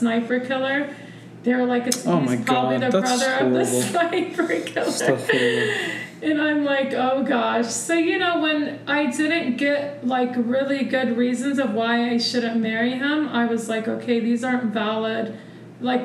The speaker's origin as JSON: {"language": "English", "region": "Missouri", "country": "United States", "tie": "born or raised there", "said": "We grew up in Missouri in a really racist town."}